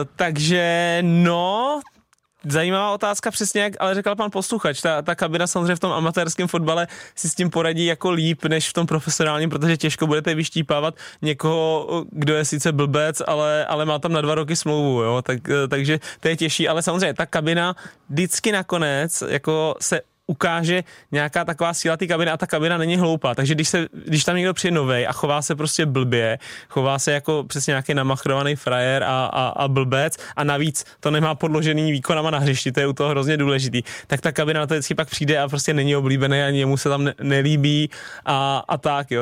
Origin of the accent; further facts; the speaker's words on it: Stochov, Central Bohemian Region, Czechia; moved away; also born or lived in Prague; když jsem byl malý ještě na Stochově, než jsem šel na Spartu